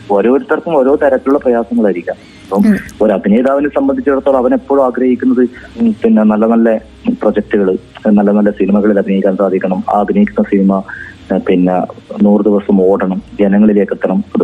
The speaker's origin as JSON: {"language": "Malayalam", "town": "Taliparamba", "region": "Kerala", "country": "India", "tie": "born or raised there", "said": "ഞാൻ എന്റെ നാട്ടിൽ തളിപ്പറമ്പിൽ"}